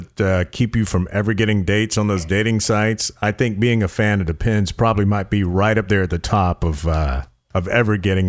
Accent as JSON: {"language": "English", "region": "the South", "country": "United States", "said": "I'm from the South"}